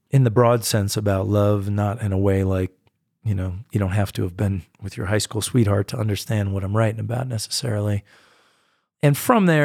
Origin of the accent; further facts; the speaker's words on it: United States; I'm a distinctly American artist. I mean, I go and I play in Europe, but it's, it's I really come across as American in so many ways and in so much of my music.